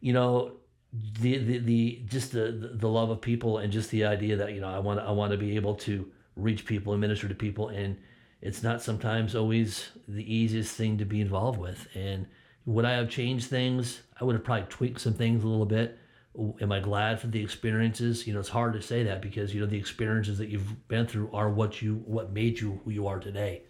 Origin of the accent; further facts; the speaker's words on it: Connecticut, United States; moved away; I'm born and raised in Connecticut